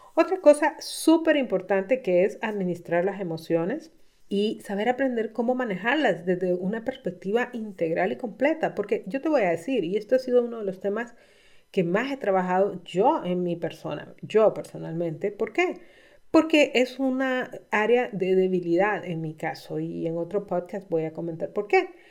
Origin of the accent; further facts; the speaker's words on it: Honduras; estaba comenzando mi práctica profesional como coach en Honduras. En mi país